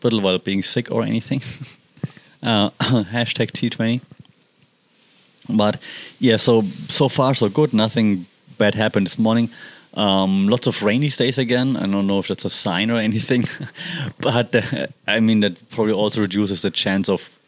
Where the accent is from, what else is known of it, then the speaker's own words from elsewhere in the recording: Germany; accent: German; English is a second language; now in Thailand; I'm German, as you know and can guess from my accent